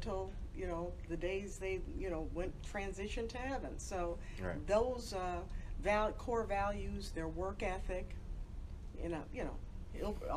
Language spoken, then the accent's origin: English; Chicago, Illinois, United States; I'm originally from the South Side of Chicago